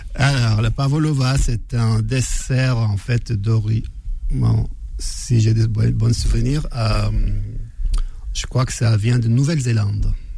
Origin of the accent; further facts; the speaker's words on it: Faya-Largeau, Borkou, Chad; moved away; je viens du, de Faya, le nord du Tchad